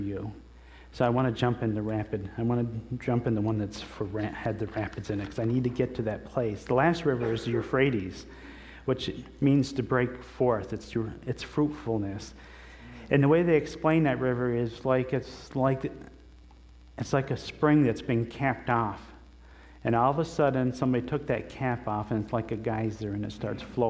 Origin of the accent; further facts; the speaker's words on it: the Adirondacks, New York, United States; I grew up in the Adirondacks, and there was a lake by our house